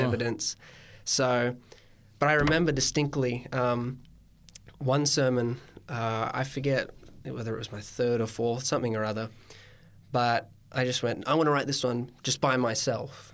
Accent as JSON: {"language": "English", "town": "Coffs Harbour", "region": "New South Wales", "country": "Australia", "said": "I'm from the Banana Coast, Coffs Harbour itself"}